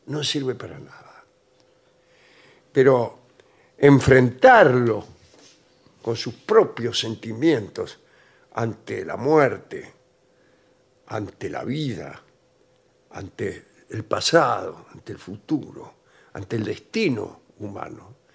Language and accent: Spanish; Argentina; que me dijo cuáles eran los dos géneros artísticos más originales de la Argentina aquellos que nos revelan como argentinos en 10 segundos.